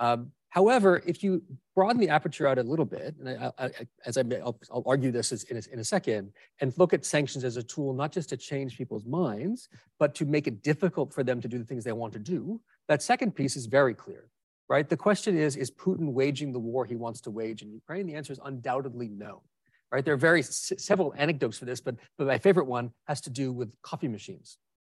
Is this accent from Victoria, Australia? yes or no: no; Sydney, New South Wales, Australia; I'm originally from Sydney, despite my silly accent. I actually am from here